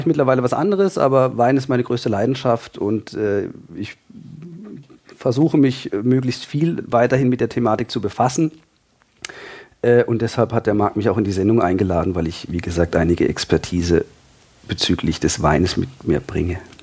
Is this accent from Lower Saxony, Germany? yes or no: no; Freiburg, Baden-Württemberg, Germany; Ich komme aus Freiburg in Süddeutschland